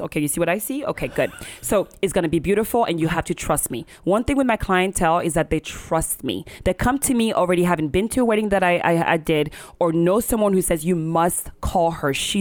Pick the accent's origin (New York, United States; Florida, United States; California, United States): Florida, United States; Miami; I'm from Miami